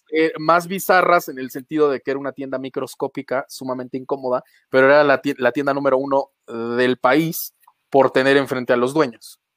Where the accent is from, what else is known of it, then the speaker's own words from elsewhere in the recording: Jarocho, Veracruz, Mexico; now in Mexico City, Mexico; yo como buen jarocho, pues café desde que nací